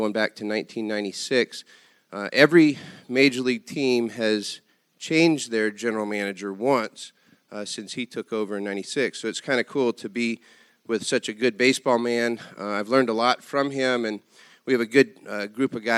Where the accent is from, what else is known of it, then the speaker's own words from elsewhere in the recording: North Carolina, United States; moved away; also born or lived in Sudbury, Massachusetts; growing up in North Carolina